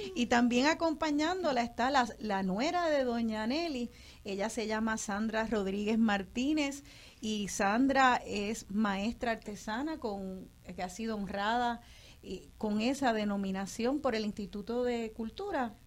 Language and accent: Spanish; Puerto Rico; nosotros nos conozcamos como boricuas